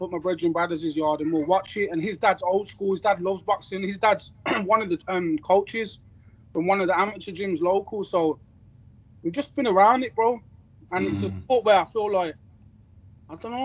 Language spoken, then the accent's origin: English; Birmingham, West Midlands, United Kingdom; I'm from Small Heath